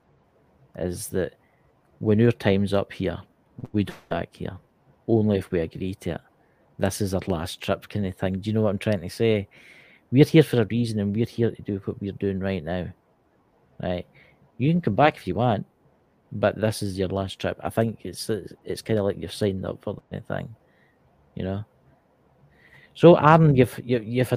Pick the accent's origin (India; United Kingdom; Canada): United Kingdom; Scotland; I'm Scottish. Look, I'm Scottish